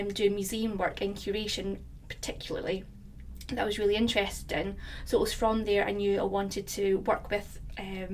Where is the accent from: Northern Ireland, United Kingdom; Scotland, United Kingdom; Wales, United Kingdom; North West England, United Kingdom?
Scotland, United Kingdom; Fife; now in London, United Kingdom; I'm from Fife in Scotland